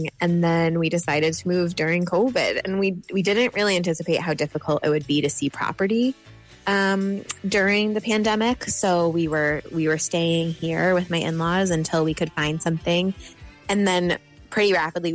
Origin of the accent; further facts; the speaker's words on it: United States; moved away as an adult; also born or lived in Boston; now in Ireland; I'm American and I lived in Boston